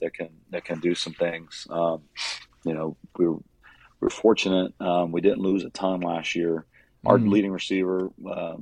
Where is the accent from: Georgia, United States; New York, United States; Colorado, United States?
Georgia, United States; Warner Robins; now in Roswell, United States; when I grew up in Warner Robins, Georgia